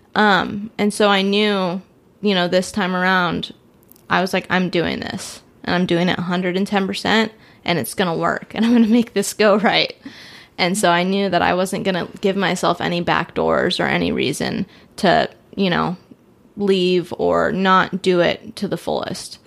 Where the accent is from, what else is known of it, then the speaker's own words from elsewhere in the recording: California, United States; moved away; I'm from California